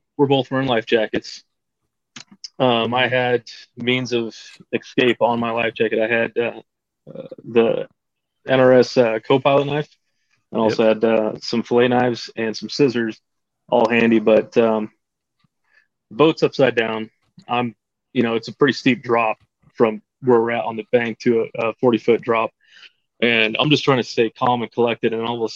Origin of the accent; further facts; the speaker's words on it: Caldwell, Idaho, United States; I'm from Caldwell, Idaho, just on the outskirts of Boise